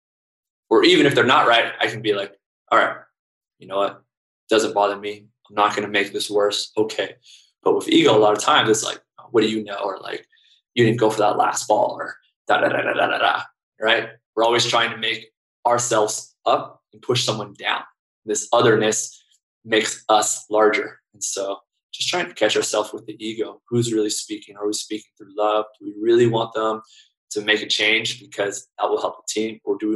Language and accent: English; United States; I'm American